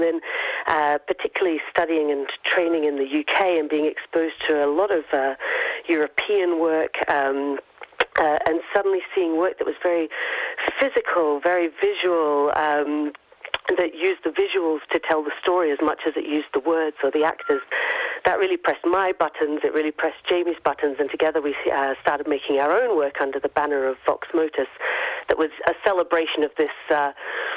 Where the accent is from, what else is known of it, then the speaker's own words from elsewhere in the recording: Gold Coast, Queensland, Australia; moved away as an adult; now in Glasgow, United Kingdom; I obviously am not Glaswegian. I'm from the Gold Coast, but I've lived and worked in Glasgow for the last 18 years